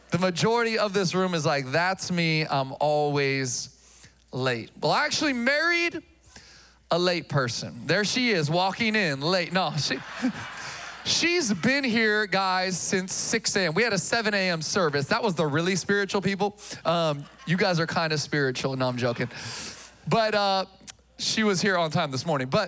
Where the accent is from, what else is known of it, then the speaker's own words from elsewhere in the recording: Philippines; Uh, I'm Filipino.